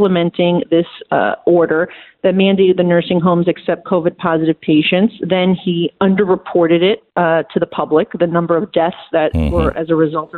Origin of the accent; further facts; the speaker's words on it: New York, United States; as a New Yorker, I can say, look, of course I want my city and state to have money